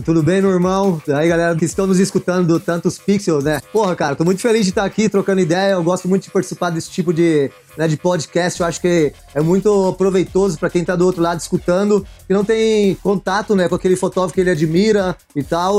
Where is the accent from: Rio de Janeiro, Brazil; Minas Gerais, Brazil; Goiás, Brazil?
Goiás, Brazil; interior of; moved away as an adult; also born or lived in São Paulo; now in England; sou do interior de Goiás